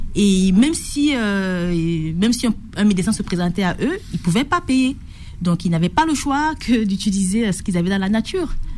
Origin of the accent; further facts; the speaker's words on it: Batouri, East, Cameroon; moved away; j'ai vécu à l'est du Cameroun, à Batouri et c'est une un petit village où les plantes sont traditionnellement utilisées